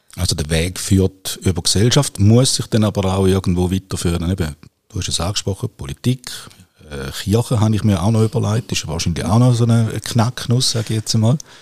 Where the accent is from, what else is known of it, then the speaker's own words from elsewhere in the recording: Nesslau, St. Gallen, Switzerland; Ich bin im Toggenburg aufgewachsen